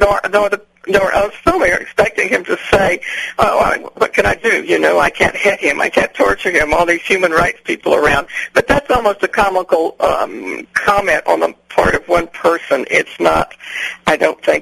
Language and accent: English; San Antonio, Texas, United States; also born or lived in northern New Mexico; I'm from San Antonio, Texas